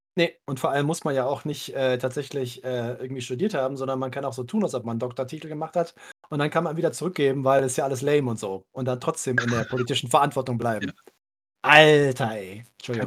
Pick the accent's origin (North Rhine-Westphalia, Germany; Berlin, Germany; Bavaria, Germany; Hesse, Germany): North Rhine-Westphalia, Germany; Cologne; ich bin ja gebürtiger Kölner